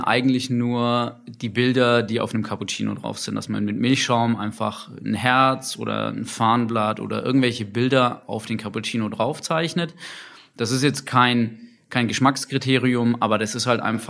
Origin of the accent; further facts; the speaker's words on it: Nuremberg, Bavaria, Germany; ich komme aus Nürnberg